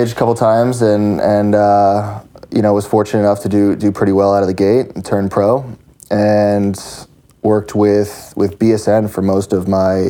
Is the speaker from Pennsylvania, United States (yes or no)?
yes; Pennsylvania, United States; Just outside of Philly.